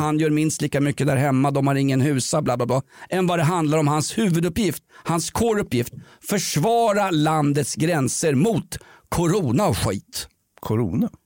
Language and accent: Swedish; Sweden; jag är uppväxt i Sverige på 1970-talet